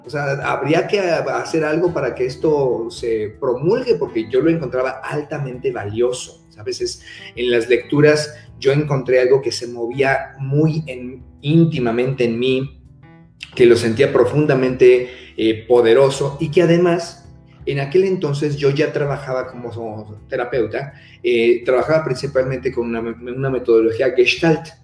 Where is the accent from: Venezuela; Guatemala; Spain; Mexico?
Mexico; soy mexicano